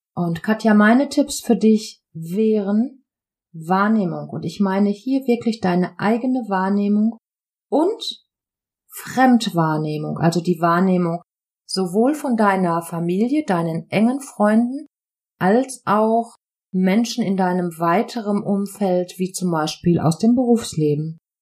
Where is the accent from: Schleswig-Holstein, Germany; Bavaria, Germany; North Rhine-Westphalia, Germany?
North Rhine-Westphalia, Germany; Ruhr area; accent: Ruhrpott; Ich wurde im tiefsten Herzen im Ruhrgebiet geboren